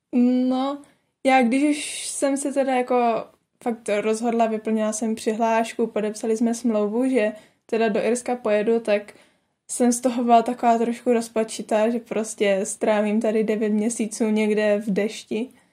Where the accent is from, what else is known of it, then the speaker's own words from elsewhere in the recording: Czechia; moved away as an adult; now in Ireland; z České republiky